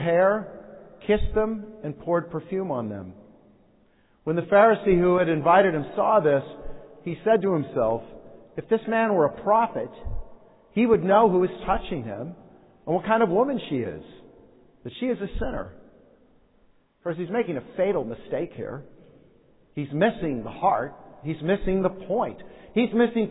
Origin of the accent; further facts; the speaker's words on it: United States; as Americans